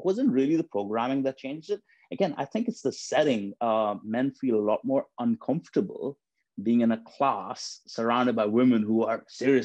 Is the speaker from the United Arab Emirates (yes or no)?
yes; Dubai, United Arab Emirates; now in United Kingdom; when I was growing up in Dubai, I grew up in a family where fitness and health and fitness and exercising was actually frowned upon